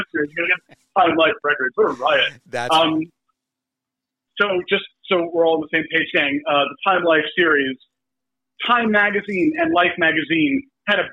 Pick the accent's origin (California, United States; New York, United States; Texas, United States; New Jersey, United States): New York, United States; New York City; moved away; I grew up in New York